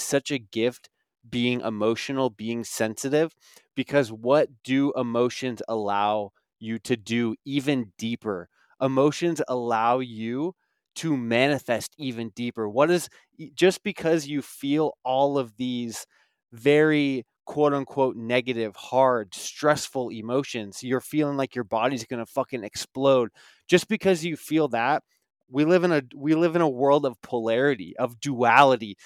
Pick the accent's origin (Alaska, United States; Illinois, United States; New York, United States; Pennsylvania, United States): Alaska, United States; moved away as an adult; I grew up small town Alaska, five thousand people, and I, I lived there until I was eighteen years old.